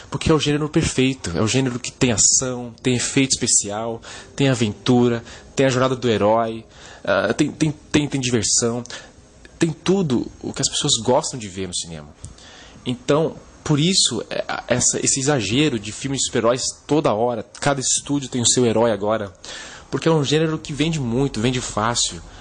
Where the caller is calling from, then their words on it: São Paulo, Brazil; sou de São Paulo, capital.